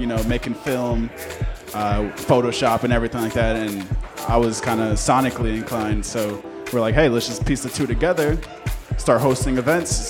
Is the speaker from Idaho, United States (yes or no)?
no; Brentwood, New York, United States; now in Central Islip, United States; I'm from Long Island, Brentwood, just like Diego. I currently live in Central Islip